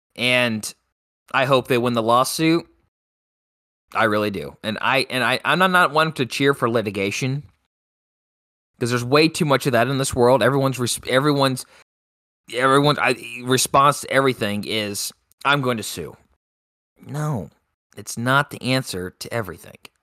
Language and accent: English; United States; as an American